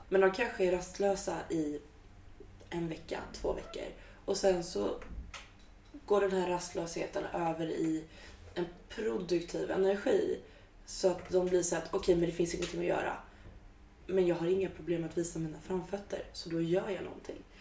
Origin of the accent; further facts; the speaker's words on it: Stockholm, Stockholm County, Sweden; moved away as an adult; now in Gotland, Sweden; Jag är stockholmare, born and raised